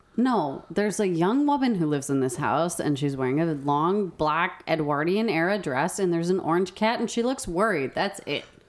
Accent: New Mexico, United States; growing up in New Mexico

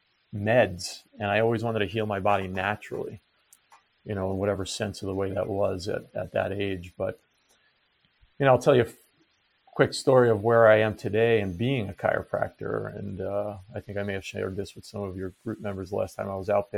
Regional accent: Long Island, New York, United States; moved away as an adult; I grew up in Long Island, New York

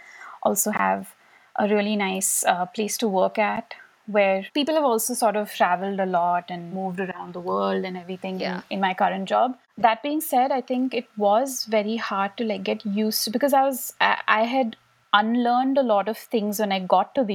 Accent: India; also born or lived in New York City, United States; we as Indian kids

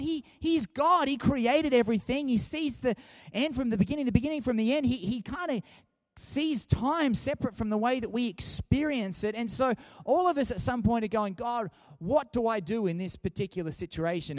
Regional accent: Sydney, New South Wales, Australia; now in Canberra, Australia; I grew up in Sydney

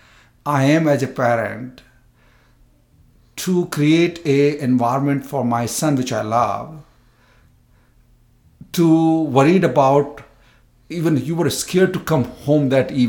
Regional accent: India; moved away as an adult; I came from India first time here in 1999. So I'm first generation immigrant also too

